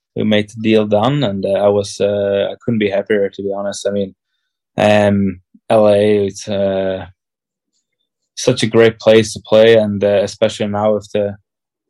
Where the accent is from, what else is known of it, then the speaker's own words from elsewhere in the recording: Switzerland; my parents are from Czech and my whole history is from Czech Republic, but I'm born in Switzerland and I'm Swiss